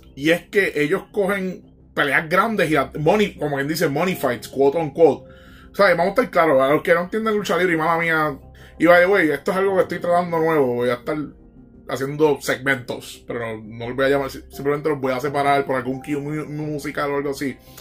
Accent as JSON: {"language": "Spanish", "country": "Puerto Rico", "said": "Nosotros como boricua vivimos una cabrona isla"}